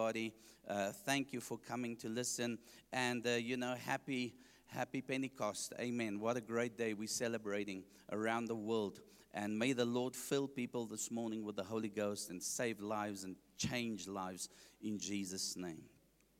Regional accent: Johannesburg, Gauteng, South Africa; I grew up in Heelbrow, Johannesburg

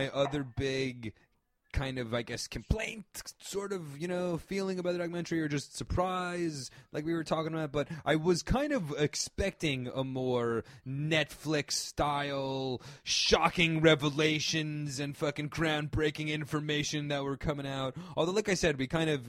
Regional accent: outside New York City, New Jersey suburbs, United States; I grew up in the suburbs of Jersey, right outside New York.

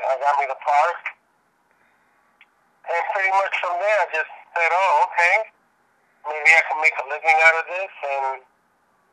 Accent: New York City, New York, United States; I grew up on the Lower East Side

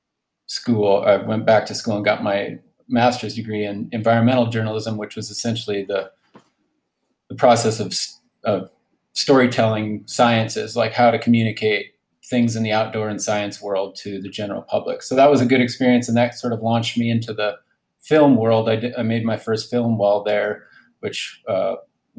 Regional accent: Cambridge, Minnesota, United States; moved away as an adult; I grew up in Cambridge, Minnesota

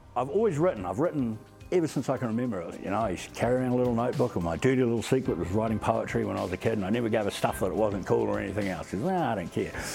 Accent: Motueka Valley, Tasman, New Zealand; I grew up in the Motueka Valley on a farm by a river

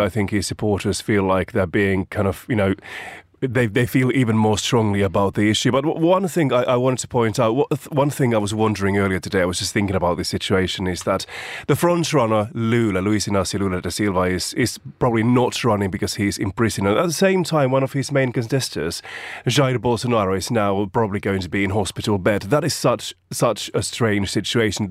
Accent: Finland; moved away; my home country, Finland

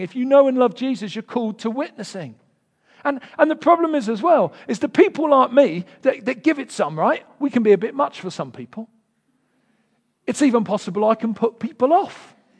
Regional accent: London, United Kingdom; accent: Del Boy; moved away; I'm from Peckham originally

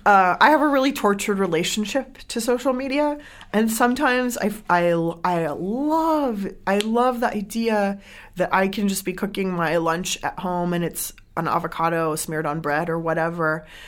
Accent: San Diego, California, United States; moved away as an adult; also born or lived in Iran (family) / Bay Area; I grew up in San Diego

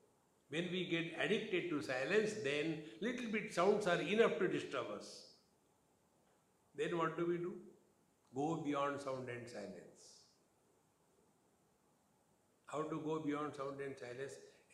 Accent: Mumbai, Maharashtra, India; Don't you know I am from Mumbai? And what happens in Mumbai? In Maharashtra, everything is maha, not chota.

